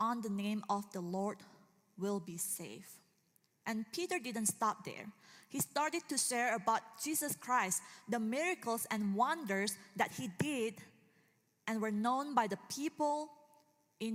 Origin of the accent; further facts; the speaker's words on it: Indonesia; moved away; I'm from Indonesia